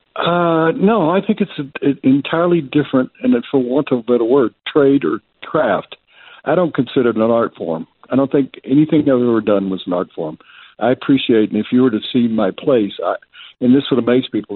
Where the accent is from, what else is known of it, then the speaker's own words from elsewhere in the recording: Memphis, Tennessee, United States; moved away as an adult; now in Denver, United States; I grew up in Tennessee